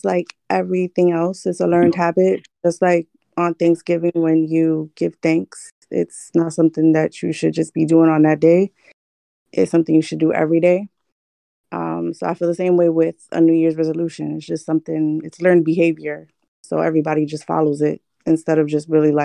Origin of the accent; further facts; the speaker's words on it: New York City, New York, United States; now in San Diego, United States; I'm originally from the Bronx